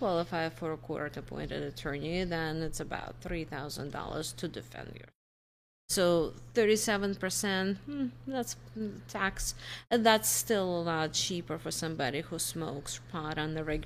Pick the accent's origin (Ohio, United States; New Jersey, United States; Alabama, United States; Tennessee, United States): New Jersey, United States; now in Iowa, United States; I'm from Jersey. I spent 12 years from Jersey.